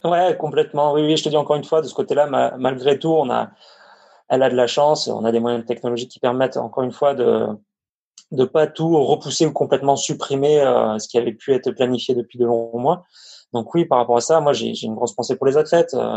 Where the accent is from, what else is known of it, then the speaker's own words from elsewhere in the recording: Avignon, Provence-Alpes-Côte d'Azur, France; moved away as an adult; also born or lived in Lyon / the North of France; je suis originaire d'Avignon, dans le sud